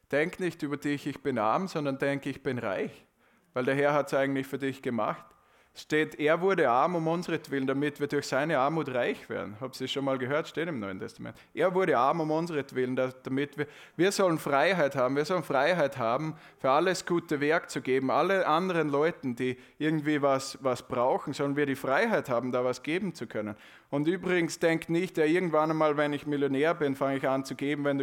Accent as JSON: {"language": "German", "country": "Austria", "said": "Ja, aber, aber ich glaube, wir können das gar nicht richtig in den Mund nehmen als Österreicher."}